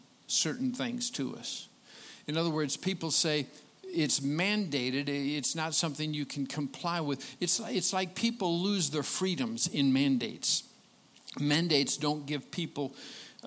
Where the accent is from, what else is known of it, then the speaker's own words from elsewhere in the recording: Colon, Michigan, United States; moved away; I was born and raised in Michigan, southern Michigan, Colon, about 2 hours and 5-10 minutes from here.